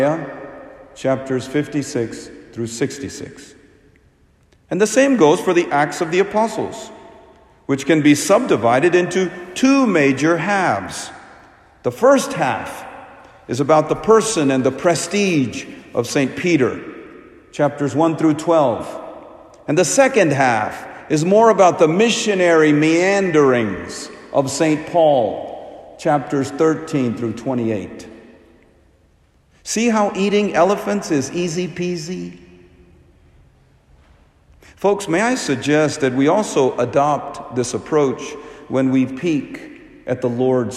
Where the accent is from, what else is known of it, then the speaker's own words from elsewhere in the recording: India; I'm from India